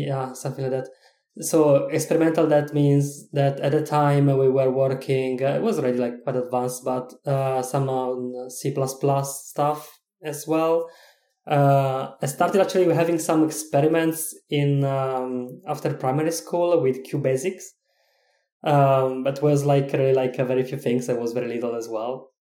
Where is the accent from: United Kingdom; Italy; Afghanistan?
Italy; English is a second language; moved away as an adult; now in Czech Republic; I am originally from Italy, but I am living in Czech Republic right now